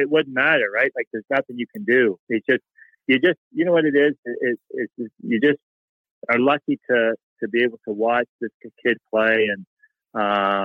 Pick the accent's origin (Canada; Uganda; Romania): Canada; moved away as an adult; as a Canadian boy